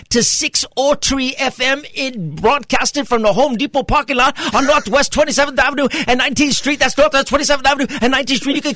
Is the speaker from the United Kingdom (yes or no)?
no; Trinidad & Tobago; Well, you know, I'm actually from Trinidad. I know that wasn't the question.